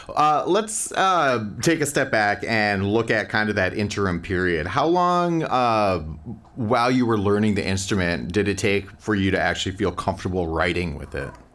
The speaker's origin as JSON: {"language": "English", "town": "Minneapolis", "region": "Minnesota", "country": "United States", "said": "I too am from the Twin Cities"}